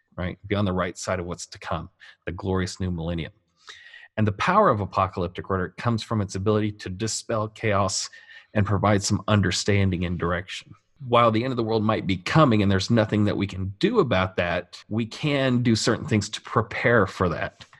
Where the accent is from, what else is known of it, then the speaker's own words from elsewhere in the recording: United States; I'm an American